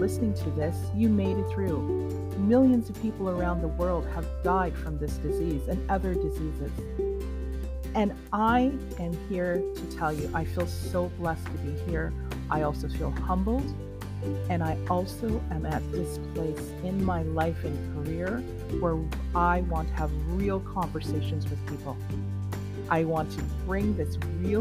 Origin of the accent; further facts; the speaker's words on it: Trinidad & Tobago; I am a Trinidadian by birth